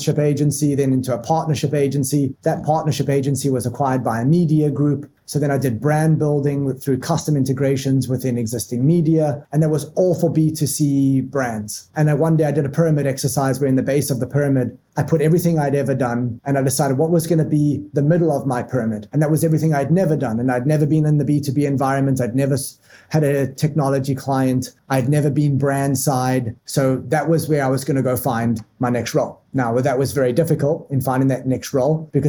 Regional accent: Johannesburg, Gauteng, South Africa; moved away as an adult; now in United States; So I was born and raised in South Africa, a mega diverse city and mega diverse country. I was born in Johannesburg

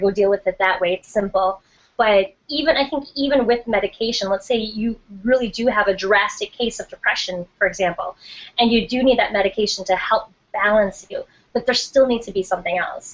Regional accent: Milwaukee, Wisconsin, United States; moved away; my hometown of Milwaukee, Wisconsin

